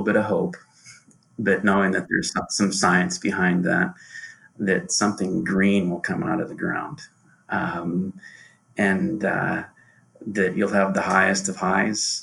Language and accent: English; Johnston, Iowa, United States; I grew up in Johnston, Iowa, and went to Henry A. Wallace Elementary School